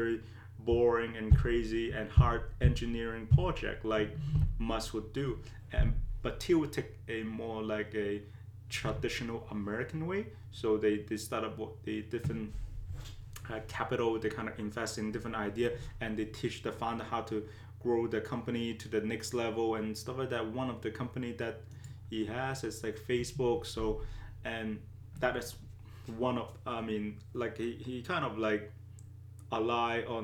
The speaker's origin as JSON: {"language": "English", "country": "Canada", "said": "As a Canadian"}